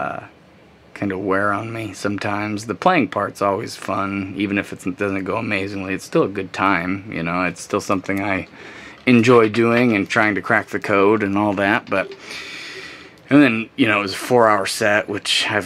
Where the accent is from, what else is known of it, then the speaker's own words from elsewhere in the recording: Pontiac, Michigan, United States; Pontiac's my hometown